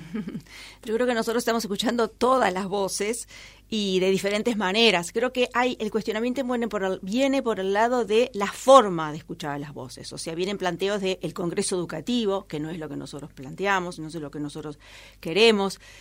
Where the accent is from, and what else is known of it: Uruguay